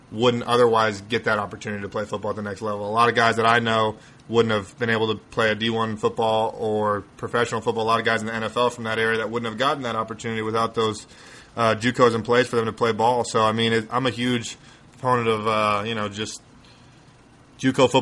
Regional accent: Colorado, United States; moved away as an adult; I went to a kind of a smaller school in Colorado, 3A out of 5A in Colorado

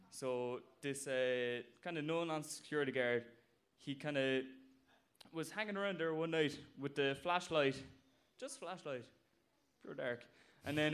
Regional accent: Blarney, Munster, Ireland; I'm from Cork and uh, from Blarney

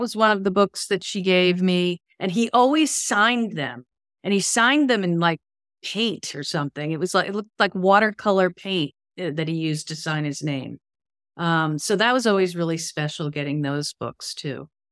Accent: Connecticut, United States; I grew up in Connecticut.

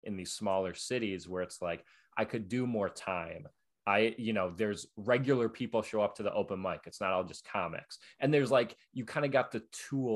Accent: Buffalo, New York, United States; now in New York, United States; in Buffalo, where I'm from

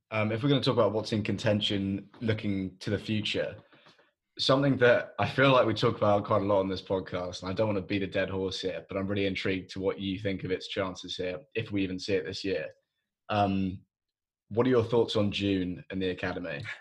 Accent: England, United Kingdom; as an Englishman

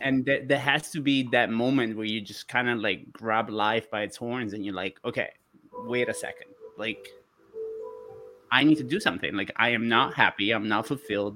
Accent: Florida, United States; you can tell I'm from Florida.

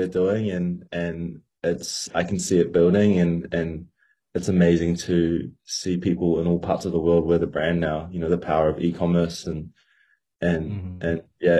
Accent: Auckland, New Zealand; I'm from Auckland, New Zealand, on the very other side of the world to you guys. Currently in Melbourne, Australia at the time of this phone call

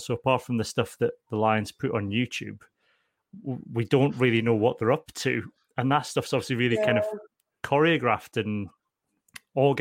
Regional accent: Scotland, United Kingdom; also born or lived in Berwick; being Scottish

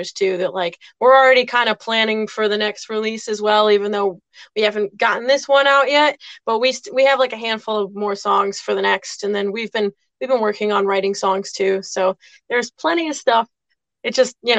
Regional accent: Westerly, Rhode Island, United States; we're from Westerly, Rhode Island, so we're kind of like right on the border of Connecticut

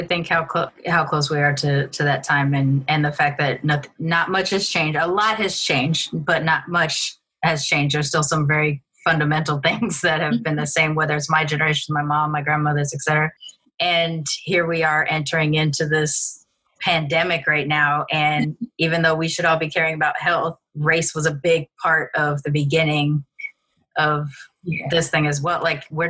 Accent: United States; accent: American; anytime I've traveled outside of the country, it's always been the question about me being American. It is because of my accent.

